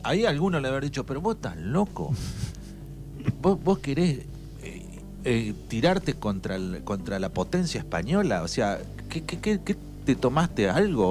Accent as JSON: {"language": "Spanish", "country": "Argentina", "said": "así como argentinos"}